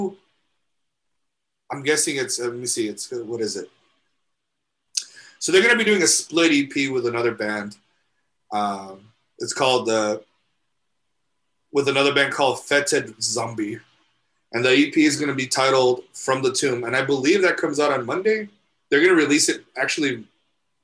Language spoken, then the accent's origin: English; El Paso, Texas, United States; we're from El Paso, so we have to eat menudo